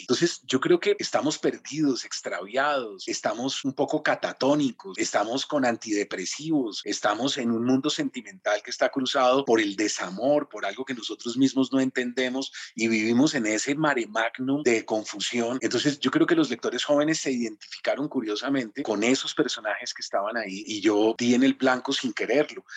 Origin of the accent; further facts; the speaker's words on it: Colombia; Jamás en mi vida había salido de Colombia